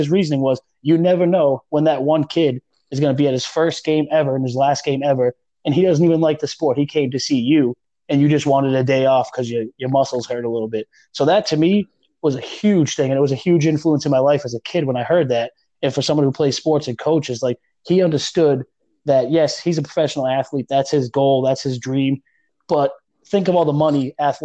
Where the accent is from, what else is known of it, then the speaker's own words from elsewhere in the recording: New England, United States; I'm from New England